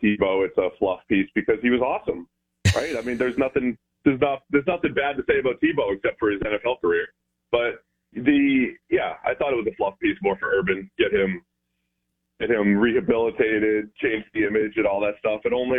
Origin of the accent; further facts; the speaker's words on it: New England, United States; I'm a fake Gator because I'm from New England